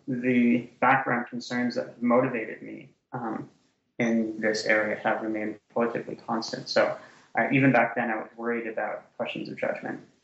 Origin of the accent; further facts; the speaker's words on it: Canada; moved away; also born or lived in Ottawa, Ontario; I'm Canadian originally, so I um, did my undergraduate degree and my master's degree in Canada at Carleton University in Ottawa, Ontario.